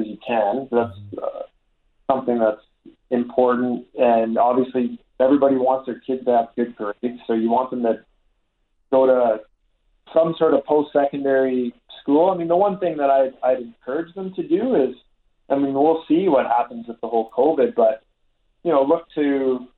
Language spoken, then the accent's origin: English; Calgary, Alberta, Canada; I grew up in North Haven, so the Winter Club was very close